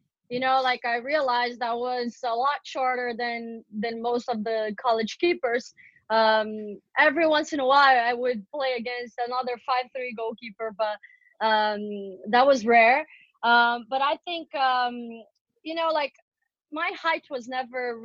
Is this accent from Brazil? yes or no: yes; Brazil; growing up in Brazil